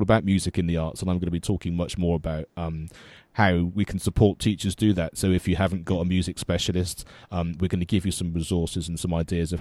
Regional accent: Avon, South West England, United Kingdom; the county I grew up was Avon in the West Country, which now doesn't even exist.

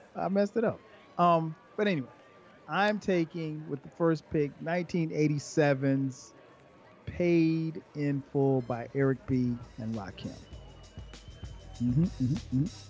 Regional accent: the South, United States; I'm from the South

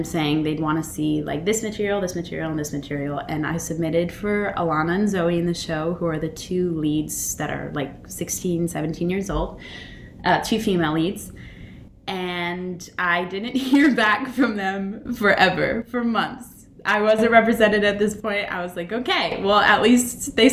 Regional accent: Abingdon, Virginia, United States; moved away; I was born in Abingdon. And my parents were working at Emory and Henry. And I basically, when they were working, I was with my grandma who lived in Abingdon

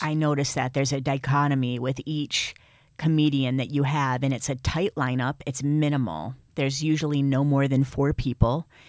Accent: Michigan, United States; accent: Midwest; moved away; also born or lived in New York; I have a, a Midwest accent. It's pretty obvious. I'm, I'm Michigan through and through.

